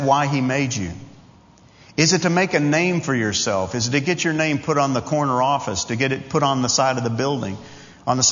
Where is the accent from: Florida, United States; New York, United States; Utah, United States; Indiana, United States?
New York, United States; Long Island; Some obscure kid growing up on Long Island, New York, the son of a Baptist preacher